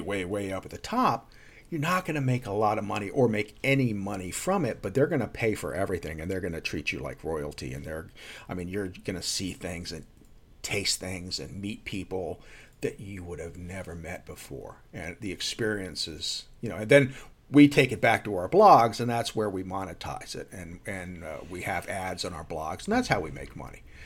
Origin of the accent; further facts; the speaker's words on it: New Jersey, United States; also born or lived in Texas; we moved from Texas to New Jersey when I was six years old